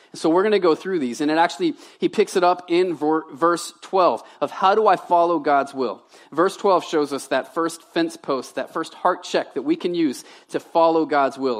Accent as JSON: {"language": "English", "town": "Baton Rouge", "region": "Louisiana", "country": "United States", "tie": "born or raised there", "also_born_or_lived": "Tennessee / Medway, Maine", "moved": "as an adult", "lives_now": "Maine, United States", "said": "I'm a Southern boy. I was raised in Baton Rouge"}